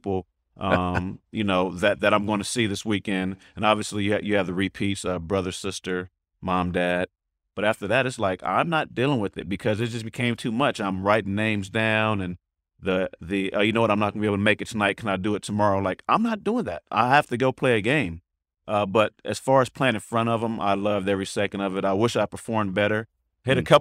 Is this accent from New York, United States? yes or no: no; the Bay Area, California, United States; I'm from the Bay